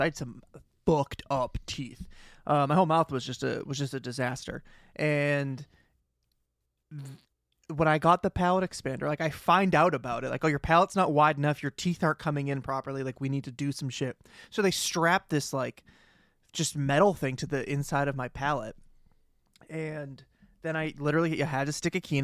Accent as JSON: {"language": "English", "town": "Boston", "region": "Massachusetts", "country": "United States", "accent": "Boston", "said": "I do have a Boston accent"}